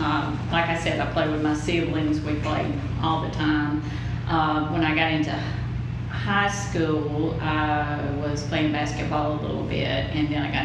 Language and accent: English; Mauldin, South Carolina, United States; I grew up in Malden, and so I've been in this area my entire life.